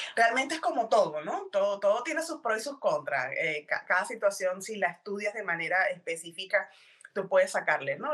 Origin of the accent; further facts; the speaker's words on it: Venezuela; moved away as an adult; now in Texas, United States; yo soy venezolana, eh, tengo alrededor de siete años viviendo en Texas, en Estados Unidos